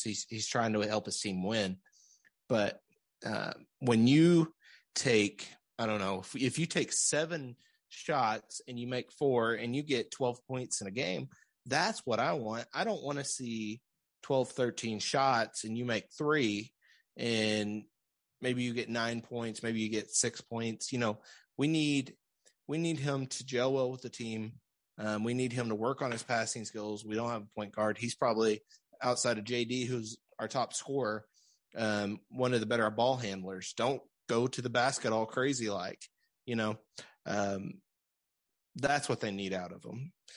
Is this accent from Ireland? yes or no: no; Central Arkansas, United States; now in Springdale, United States; we're from Central Arkansas